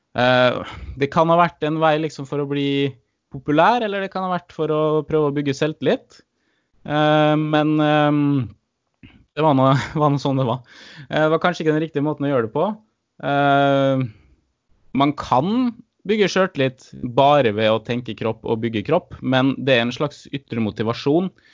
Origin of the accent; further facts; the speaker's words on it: Molde, Møre og Romsdal, Norway; accent: Romsdal dialect; kommer fra Molde